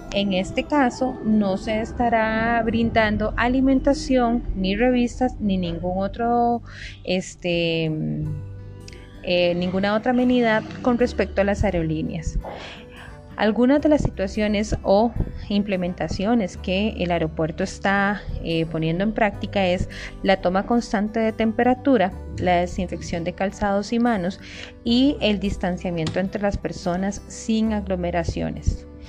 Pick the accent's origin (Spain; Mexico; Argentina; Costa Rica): Costa Rica; nuestro país de Costa Rica